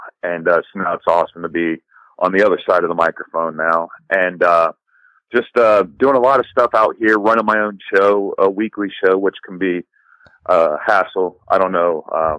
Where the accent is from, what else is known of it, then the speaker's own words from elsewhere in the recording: Ohio, United States; moved away as an adult; now in Los Angeles, United States; I'm originally born and raised in Ohio. I moved out to LA about 7 years ago